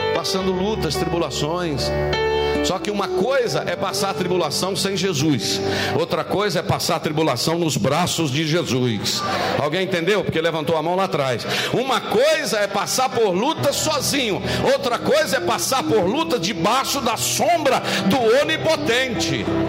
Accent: Minas Gerais, Brazil; como um bom mineiro

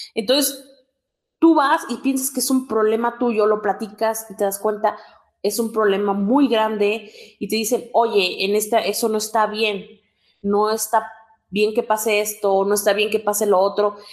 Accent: Oaxaca, Mexico; soy del estado de Oaxaca

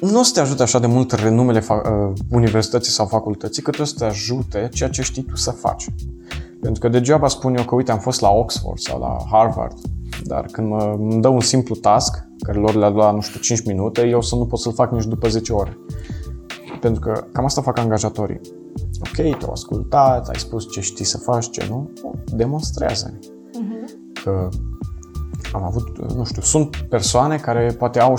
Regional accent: Moldavia, Romania; now in Cluj-Napoca, Romania; mulți dintre noi aleg uh, Clujul, care sunt din Moldova, și pentru că vor să aibă un pic mai multă libertate de părinți.

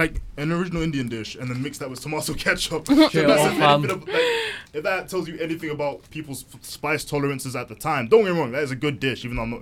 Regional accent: Nigeria; I've just happened to have told you I'm also Nigerian.

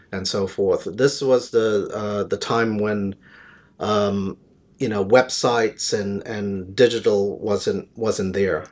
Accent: New York, United States; moved away as an adult; also born or lived in London; now in Jersey; I was born in London, but raised in New York

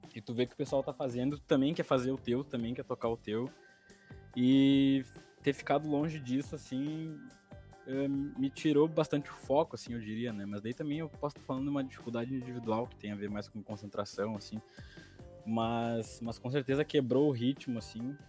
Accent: Sapucaia do Sul, Rio Grande do Sul, Brazil; eu sou de Sapucaia

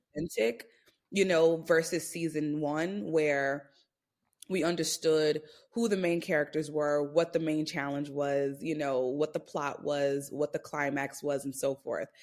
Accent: New York City, New York, United States; I'm from Brooklyn, New York

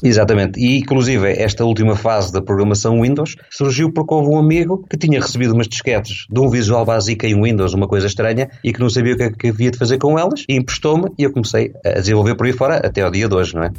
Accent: Estoril, Lisbon, Portugal; also born or lived in Tires; now in Paços de Ferreira, Portugal; eu nasci no Estoril, entretanto, acabei por vir para o Porto, Passos de Ferreira e cá fiquei

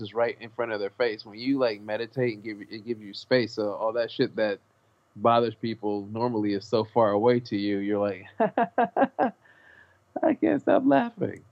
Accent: Los Angeles, California, United States; I grew up on McDonald's. I'm from South Central Los Angeles.

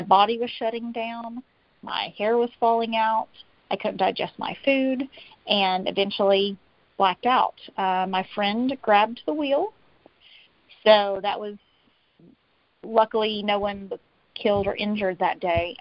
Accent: Tennessee, United States; I'm from Tennessee.

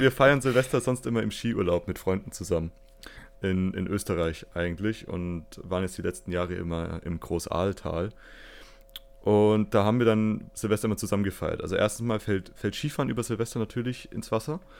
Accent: Fürth, Bavaria, Germany; ich komme aus Fürth

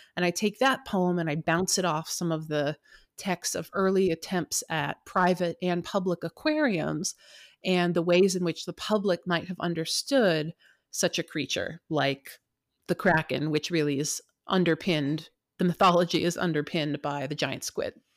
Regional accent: United States; also born or lived in California / Puget Sound, Washington; I grew up on the West Coast in California and here in Puget Sound near Seattle

